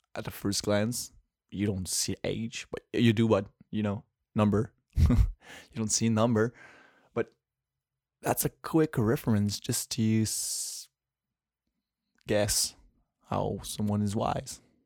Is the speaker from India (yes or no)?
no; Quebec City, Quebec, Canada; first language French; English is a second language; I'm from Quebec City